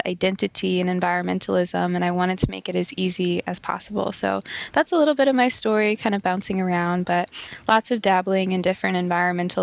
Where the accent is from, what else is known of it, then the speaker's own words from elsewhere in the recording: St. Louis, Missouri, United States; I grew up in the Midwest in the U.S